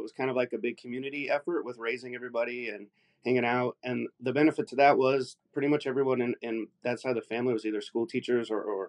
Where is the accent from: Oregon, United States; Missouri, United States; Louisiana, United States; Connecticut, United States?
Oregon, United States; Salem; I grew up in Salem, Oregon, out on the West Coast.